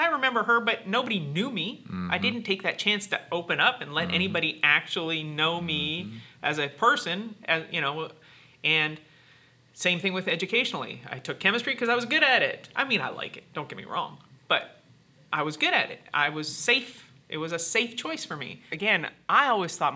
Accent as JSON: {"language": "English", "town": "Hamilton", "region": "Ontario", "country": "Canada", "tie": "born or raised there", "moved": "as an adult", "lives_now": "United States", "said": "I always thought it was a small town, Hamilton, Ontario"}